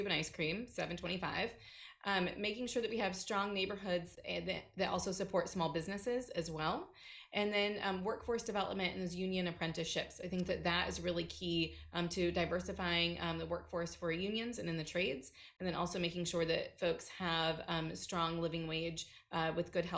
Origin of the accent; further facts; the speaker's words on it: Fort Wayne, Indiana, United States; I grew up in Fort Wayne on a street that was riddled by gun violence